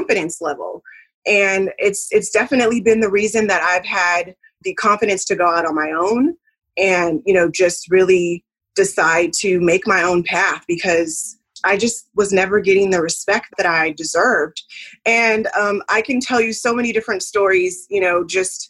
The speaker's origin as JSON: {"language": "English", "region": "California", "country": "United States", "tie": "born or raised there", "moved": "yes", "lives_now": "the South, United States", "said": "I am living in the South, but I am originally from California. So, you know, just having that sort of upbringing"}